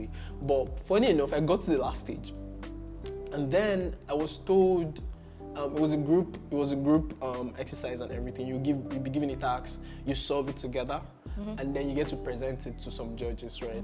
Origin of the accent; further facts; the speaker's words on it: Anambra, Nigeria; moved away as an adult; now in Ghana; I'm from Anambra State